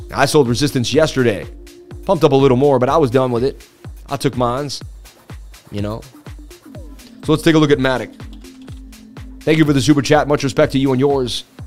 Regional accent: Boston, Massachusetts, United States; from Boston, baby.

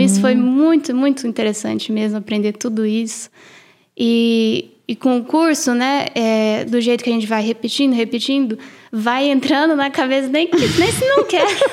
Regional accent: Brazil; now in United States; eu sou brasileira

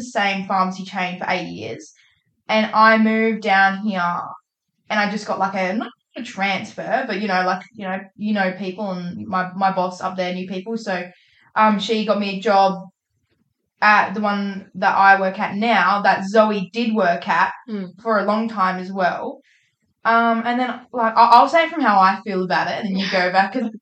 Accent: Northern Western Australia, Australia; moved away as an adult; now in Perth, Australia; I'm from Northern WA. I lived in WA

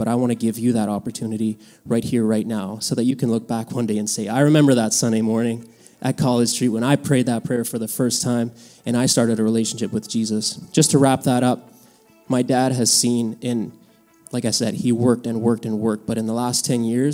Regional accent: Mexico; moved away; I was born in Mexico, and my dad farmed there for many, many years

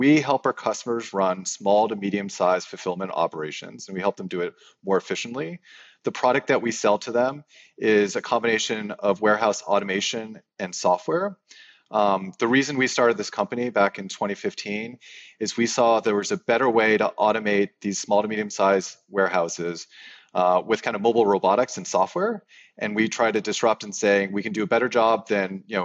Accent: Boston, Massachusetts, United States; doing this video conference from Boston, which is my hometown

